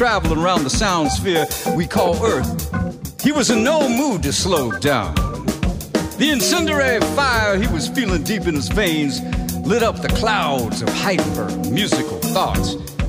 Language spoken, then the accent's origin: English; Bronx, New York, United States; When I was a kid growing up in the Bronx, I used to jump from building to building.